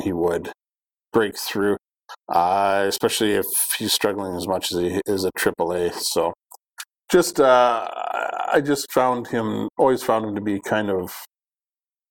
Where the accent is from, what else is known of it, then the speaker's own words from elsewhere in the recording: Canada; as a Canadian